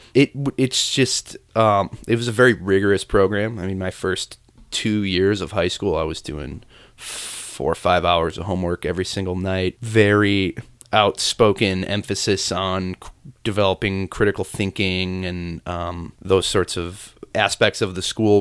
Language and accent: English; Chicago, Illinois, United States; I'm from the south side of the city, a neighborhood called Mount Greenwood